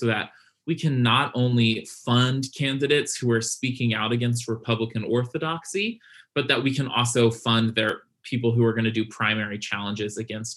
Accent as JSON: {"language": "English", "region": "Virginia", "country": "United States", "said": "my home state of Virginia, I live in Hampton Roads"}